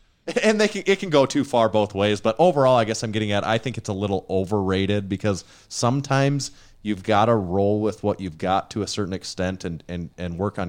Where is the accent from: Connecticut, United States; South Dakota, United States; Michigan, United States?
South Dakota, United States; There's still one up in our we're from Western, Northeast, South Dakota. We still have one up in our town right now.